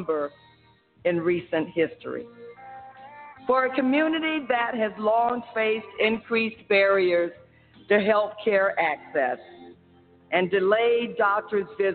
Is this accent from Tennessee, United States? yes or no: no; Florida, United States; my home state of Florida